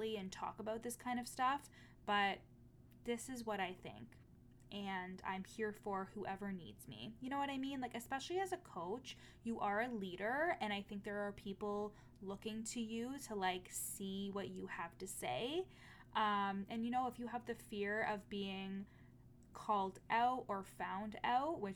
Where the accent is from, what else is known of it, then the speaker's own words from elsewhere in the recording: Canada; as a Canadian